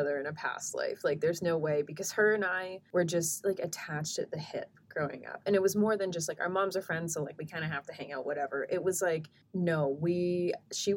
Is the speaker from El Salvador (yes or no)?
no; Edmonton, Alberta, Canada; Because the thing about growing up in Edmonton